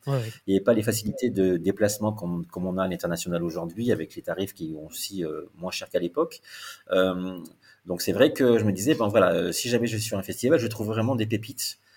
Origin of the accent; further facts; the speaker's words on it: the South, southern France, France; moved away; also born or lived in Paris; je suis du Sud